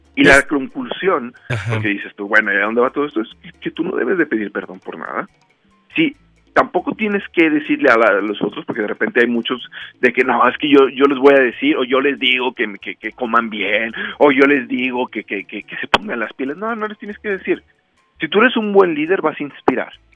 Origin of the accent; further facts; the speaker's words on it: Rioverde, San Luis Potosí, Mexico; en Río Verde, en mi ciudad natal